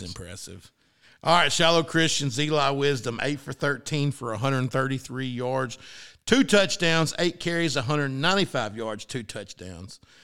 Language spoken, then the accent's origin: English; Arkansas, United States; It's my team, my hometown